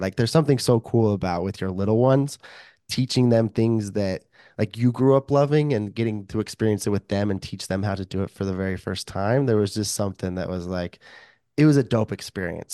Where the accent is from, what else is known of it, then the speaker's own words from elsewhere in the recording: Idaho, United States; moved away as an adult; now in Saint George, United States; I grew up, born and raised in Idaho and only lived down in southern Utah where it's, in the desert, decent amount warmer. for, like, the last three years